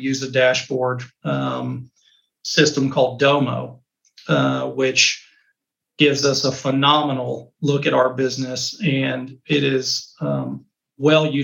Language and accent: English; Texas, United States; being a Texan